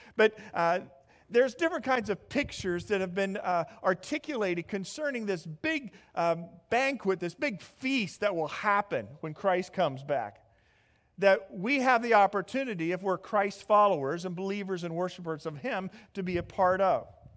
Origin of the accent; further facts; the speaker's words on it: Midwest, United States; moved away; I'm from the Midwest, so you have to understand I'm a Big Ten kind of guy.